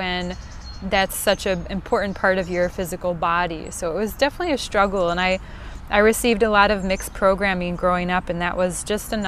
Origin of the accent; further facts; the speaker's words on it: Midwest, United States; accent: Northern Cities Vowel Shift; I am born and raised in the good old Midwest, as if you couldn't tell from this great northern vol shift, I believe it's called